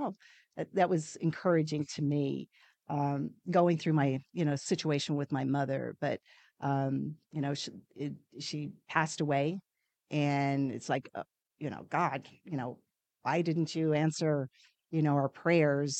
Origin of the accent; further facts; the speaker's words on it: New Zealand; moved away; I'm originally from New Zealand, uh, that's where my parents, um, um, grew up, and, um, when I came over to this country